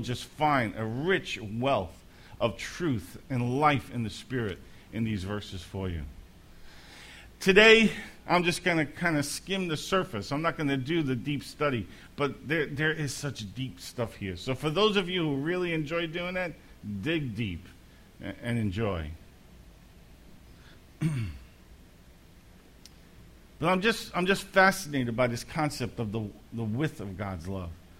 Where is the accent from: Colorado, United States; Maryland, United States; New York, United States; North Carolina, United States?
New York, United States; New York City; growing up in Brooklyn, the three of us shared the same bedroom.